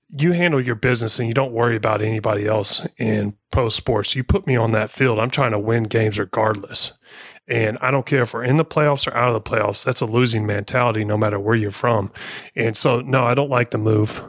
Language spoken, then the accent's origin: English; Missouri, United States; I'm from Missouri